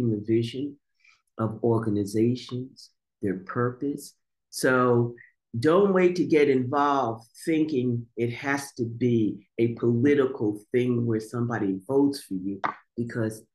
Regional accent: Montclair, New Jersey, United States; growing up in Montclair.

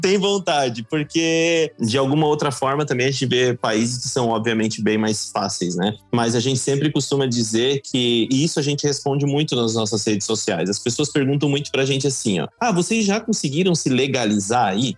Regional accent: Joinville, Santa Catarina, Brazil; moved away as an adult; now in France; a gente é de Joinville

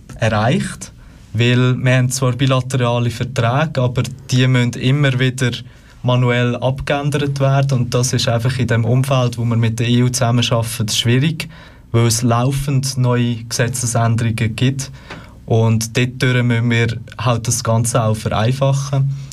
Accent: Lucerne, Switzerland; bin aus Luzern, bin dort äh, im Stadtparlament

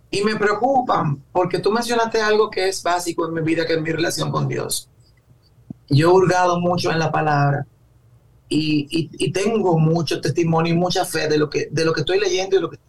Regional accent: Dominican Republic; me da hasta vergüenza a veces cuando dice yo soy dominicano

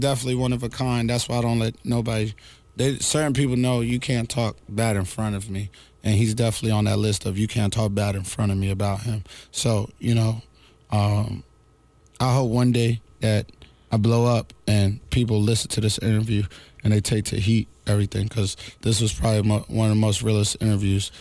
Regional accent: Newark, New Jersey, United States; I was from Newark, New Jersey, so we played club music.

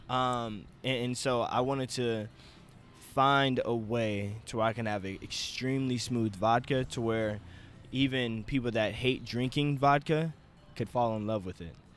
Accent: Wichita, Kansas, United States; I'm from Wichita, Kansas, and born and raised here.

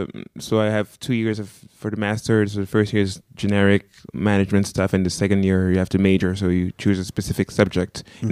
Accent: Cameroon; first language French; English is a second language; moved away as an adult; now in France; I'm from Cameroon.

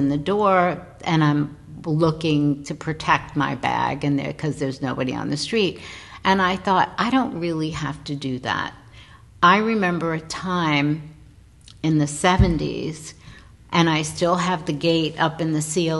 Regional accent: New York, United States; I'm sitting in my hometown thinking, you know, okay, New York, I'm a New Yorker

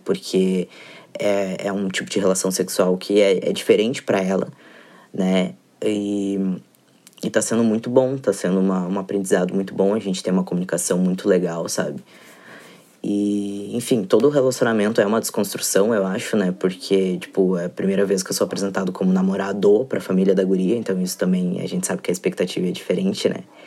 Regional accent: Porto Alegre, Rio Grande do Sul, Brazil; eu sou de Porto Alegre

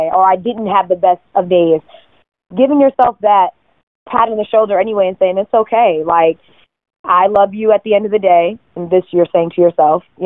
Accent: Connecticut, United States; moved away as an adult; now in New York, United States; I'm from Connecticut originally.

